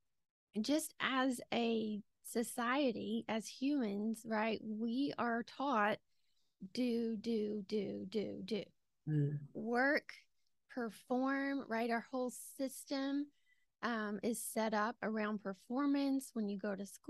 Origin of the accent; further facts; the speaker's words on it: Georgia, United States; accent: Southern; as you can tell from my accent, I am from Georgia